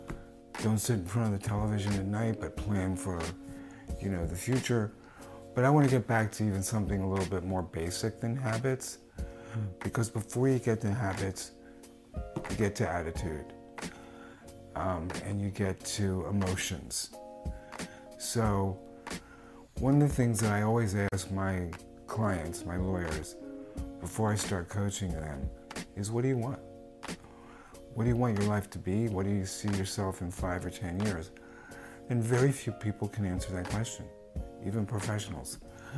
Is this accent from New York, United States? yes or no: no; Philadelphia, Pennsylvania, United States; growing up in Philly